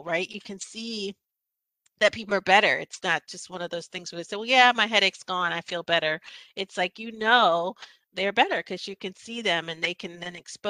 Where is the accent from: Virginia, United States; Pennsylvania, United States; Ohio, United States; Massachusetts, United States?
Pennsylvania, United States; Philadelphia; moved away as an adult; also born or lived in Michigan; now in Winston-Salem, United States; I'm a kid from Philadelphia, Pennsylvania. Grew up in North Philadelphia.